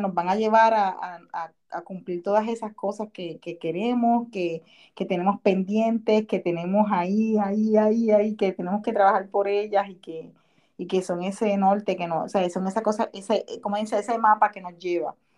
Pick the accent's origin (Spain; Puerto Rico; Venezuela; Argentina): Puerto Rico; Cataño; now in Orlando, United States; soy una puertorriqueña de Cataño, Puerto Rico. Sin embargo, vivo actualmente en la Florida, en Orlando